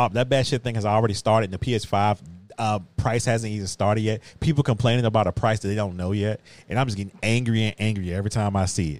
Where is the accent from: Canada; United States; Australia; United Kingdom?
United States; Virginia; I can't be a New York purist when I'm from Virginia.